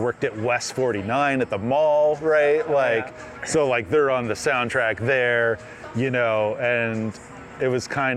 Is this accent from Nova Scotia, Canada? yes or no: yes; Truro, Nova Scotia, Canada; moved away; in my entire time of growing up and living in Truro